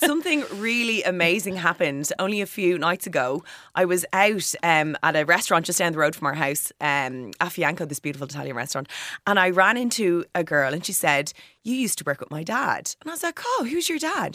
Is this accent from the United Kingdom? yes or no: no; Bray, County Wicklow, Ireland; now in Dublin, Ireland; I'm from County Wicklow, I'm from Bray, uh, but I live in Dublin